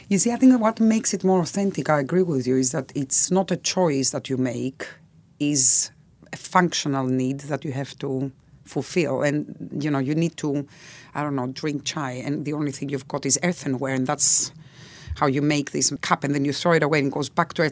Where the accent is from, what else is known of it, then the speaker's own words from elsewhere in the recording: Greece; now in United Kingdom; if I wasn't Greek